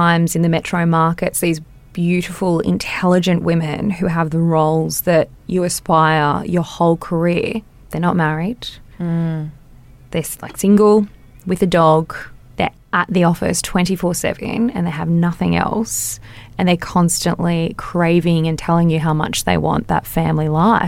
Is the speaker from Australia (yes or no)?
yes; Wollongong, New South Wales, Australia; also born or lived in Sunshine Coast, Queensland; I grew up in Wollongong